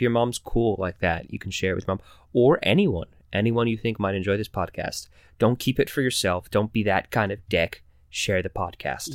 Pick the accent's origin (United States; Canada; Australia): United States; Connecticut; We, we live in, uh, we're from Connecticut, so we're in the pizza belt.